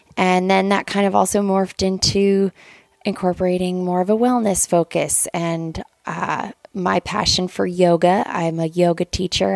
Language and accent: English; Lander, Wyoming, United States; So I am from Lander, Wyoming, and I was born and raised there